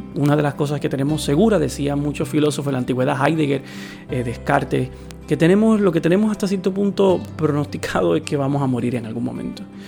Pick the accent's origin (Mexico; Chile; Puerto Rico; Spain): Puerto Rico; mi país